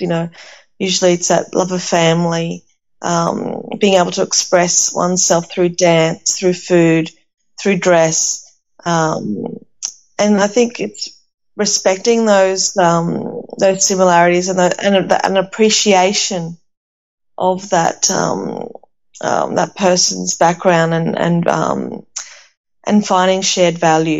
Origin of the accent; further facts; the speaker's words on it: Athens, Attica, Greece; now in Australia; And where I was born in Athens and grew up in a unit complex, an apartment, a small apartment.